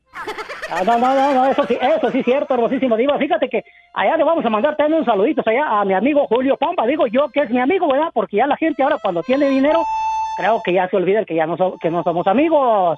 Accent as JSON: {"language": "Spanish", "area": "Purechucho", "region": "Michoacán", "country": "Mexico", "tie": "born or raised there", "said": "mi lindo Purechucho, Michoacán, para ser exacto, allá pegadito Huecamo"}